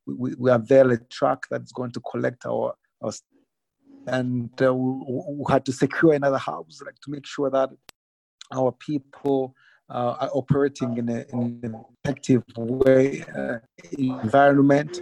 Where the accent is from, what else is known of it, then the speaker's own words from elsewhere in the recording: Rwanda; I'm from Rwanda.